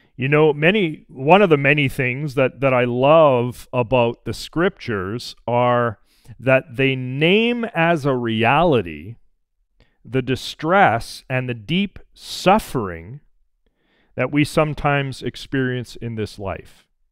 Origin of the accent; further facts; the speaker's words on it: Alberta, Canada; growing up in Alberta